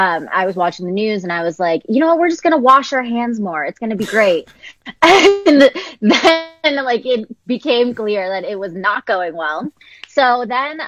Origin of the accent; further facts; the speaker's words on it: Philadelphia, Pennsylvania, United States; moved away as an adult; now in Los Angeles, United States; I'm across the country from my family in LA, and I'm from Philadelphia.